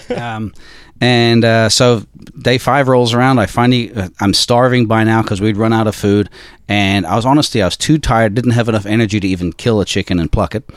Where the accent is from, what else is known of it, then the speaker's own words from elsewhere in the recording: South Africa; moved away; also born or lived in Australia / Ireland; I'm Irish, um, but I grew up in South Africa